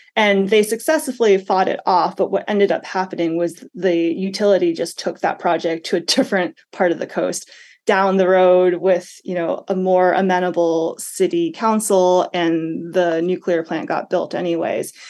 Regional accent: Massachusetts, United States; moved away; I'm from Massachusetts

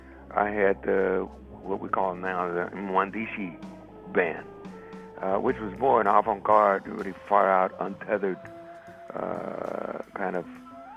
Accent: Chicago, Illinois, United States; moved away; also born or lived in New York; I'm from Chicago.

